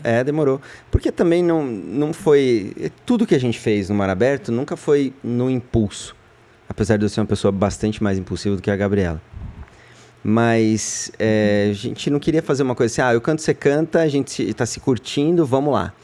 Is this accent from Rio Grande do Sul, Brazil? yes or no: no; São Paulo, Brazil; sou de São Paulo, da freguesia do Ó